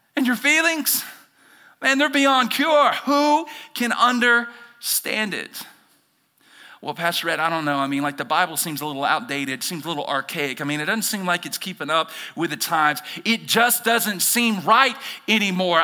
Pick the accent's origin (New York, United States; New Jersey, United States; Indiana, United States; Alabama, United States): Alabama, United States; moved away as an adult; I'm originally from Alabama